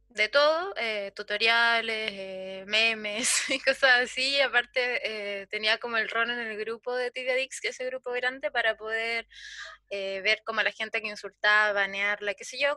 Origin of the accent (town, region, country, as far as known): Chile